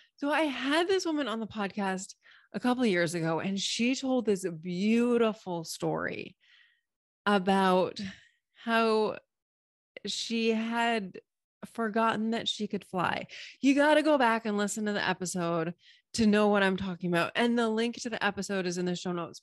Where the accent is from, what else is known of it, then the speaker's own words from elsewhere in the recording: Massachusetts, United States; moved away; I just said wicked because I'm originally from Massachusetts